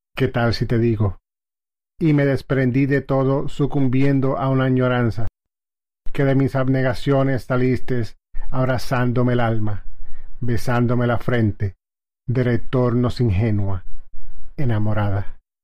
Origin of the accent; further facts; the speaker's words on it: Lajas, Puerto Rico; soy natural de Lajas, Puerto Rico